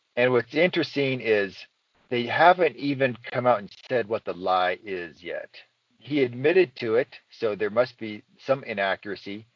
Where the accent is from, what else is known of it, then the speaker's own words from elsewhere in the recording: Iowa, United States; I was born in Iowa